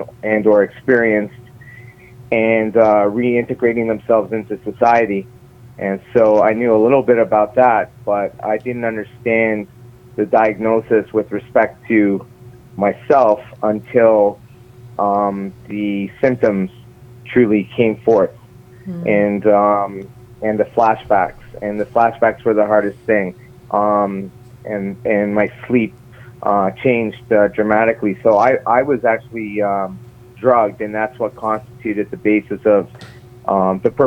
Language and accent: English; St. John's, Newfoundland and Labrador, Canada; now in Toronto, Canada; I was born in St. John's, Newfoundland. I'm currently speaking with you from Toronto, Canada.